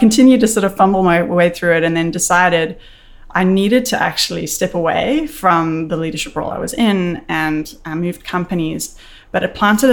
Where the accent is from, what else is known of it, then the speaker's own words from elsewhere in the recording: South Africa; moved away as an adult; now in Canada; I was born and raised in South Africa, a very interesting place, and moved to Canada in 2001